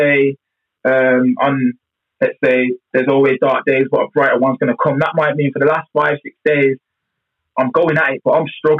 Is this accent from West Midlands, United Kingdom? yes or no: yes; Birmingham, West Midlands, United Kingdom; I'm from Birmingham.